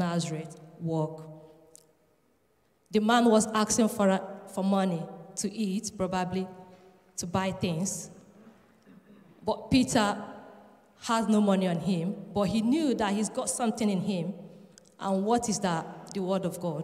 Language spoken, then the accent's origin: English; Nigeria; also born or lived in Edinburgh, Scotland; now in Leeds, United Kingdom; I'm from Nigeria, and I've been residing in Edinburgh